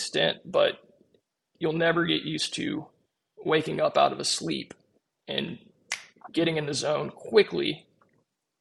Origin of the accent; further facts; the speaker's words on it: Snellville, Georgia, United States; my current base opened up in Snellville, literally 2 miles away from the house I grew up in.